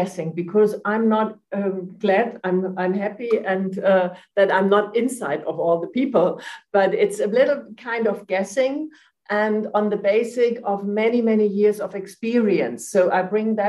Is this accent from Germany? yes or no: yes; Germany; also born or lived in Frankfurt; I'm from Germany. I'm living in Frankfurt.